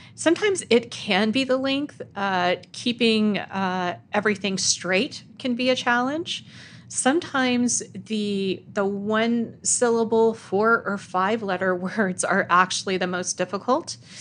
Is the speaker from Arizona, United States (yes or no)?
no; El Paso, Texas, United States; I grew up in El Paso, Texas.